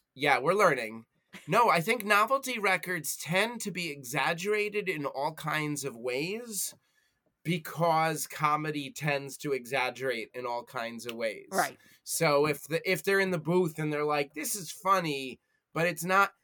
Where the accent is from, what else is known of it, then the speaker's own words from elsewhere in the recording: United States; as an American, as a former retail worker, and yes, as a Jewish guy